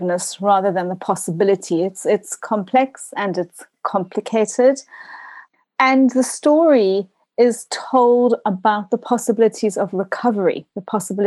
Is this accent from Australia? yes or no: no; South Africa; moved away as an adult; now in United Kingdom; a South African, having grown up during those years, having gone to what I now understand is called, and understandably so, an apartheid school